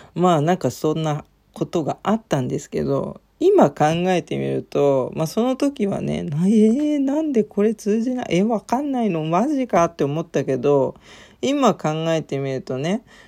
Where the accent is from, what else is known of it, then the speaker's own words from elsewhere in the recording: Japan; 私、ジャパンって言ったんですよ